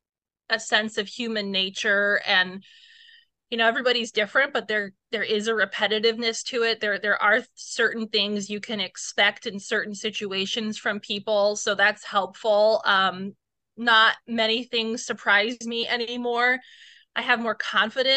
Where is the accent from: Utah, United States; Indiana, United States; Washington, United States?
Indiana, United States; Northeast; I'm from the Northeast Indiana area.